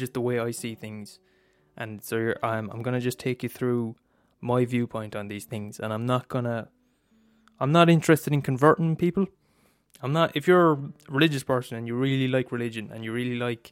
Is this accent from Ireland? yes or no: yes; Ireland; I'm Irish, and I was born in Ireland in 2000, millennium baby